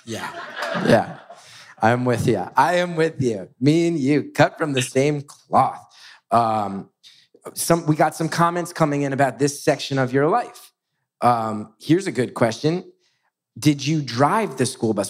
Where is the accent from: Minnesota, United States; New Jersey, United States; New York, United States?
New Jersey, United States; West Orange; growing up in West West Orange